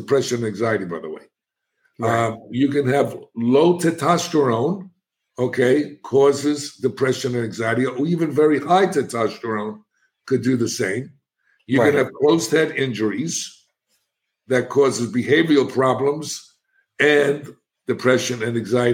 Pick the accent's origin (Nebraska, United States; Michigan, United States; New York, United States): New York, United States; New York City; moved away as an adult; now in Florida, United States; And I'm a kid from the South Bronx. I'm an inner city kid.